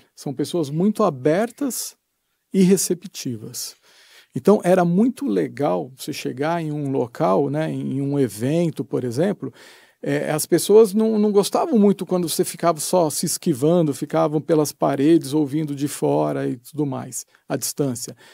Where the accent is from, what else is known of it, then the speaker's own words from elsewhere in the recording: Brazil; eu sou lá do Brasil